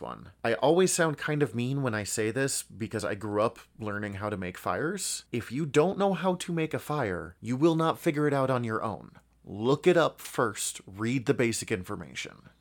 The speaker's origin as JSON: {"language": "English", "country": "United States", "tie": "born or raised there", "said": "growing up in America"}